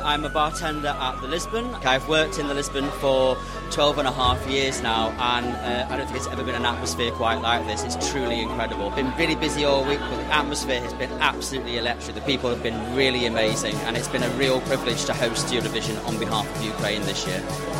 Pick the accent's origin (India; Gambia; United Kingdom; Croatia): United Kingdom; We're going to dress up as Finland on Saturday, even though we're obviously British, but we are going to dress up as the Finland team.